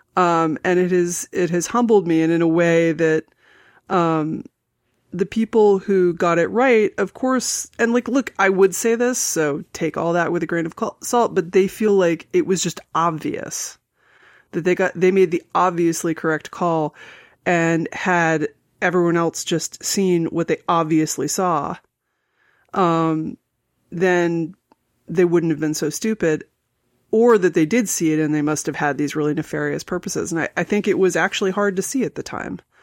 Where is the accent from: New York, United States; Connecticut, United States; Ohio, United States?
New York, United States; New York City; born or raised there